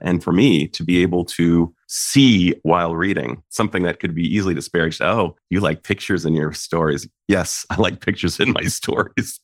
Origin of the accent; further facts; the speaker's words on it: Saratoga, California, United States; You and I come from, in many ways, the same place, Saratoga, California